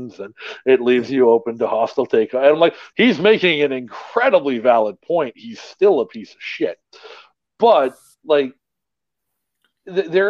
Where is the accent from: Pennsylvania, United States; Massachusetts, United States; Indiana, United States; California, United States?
Massachusetts, United States; moved away; I'm much more familiar with Massachusetts than I am with Delaware because I grew up in Massachusetts